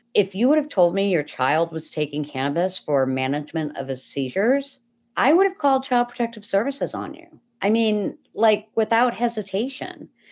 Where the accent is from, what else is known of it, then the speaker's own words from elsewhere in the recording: Buffalo, New York, United States; I'm from Buffalo, New York.